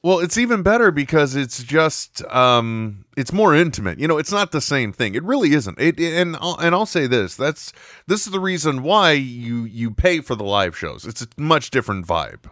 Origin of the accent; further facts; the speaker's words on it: United States; I'm from America